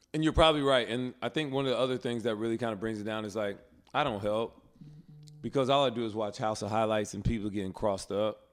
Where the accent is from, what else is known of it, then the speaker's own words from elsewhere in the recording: Alabama, United States; a brother growing up in Alabama with parents who grew up in a segregated South